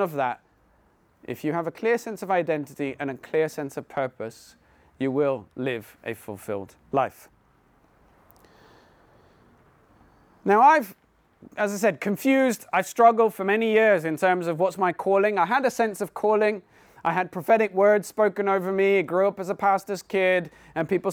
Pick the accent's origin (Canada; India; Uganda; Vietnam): India; now in Poole, United Kingdom; I was born and brought up in India, but we live now in Poole next to Bournemouth